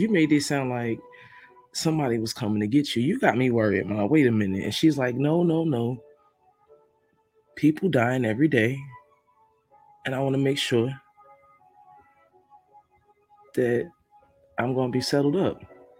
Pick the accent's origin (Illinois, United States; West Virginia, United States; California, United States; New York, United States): New York, United States; Brooklyn; Y'all be representing Brooklyn. You know, I'm from Brooklyn. Y'all be representing. Let's go riding through Brooklyn.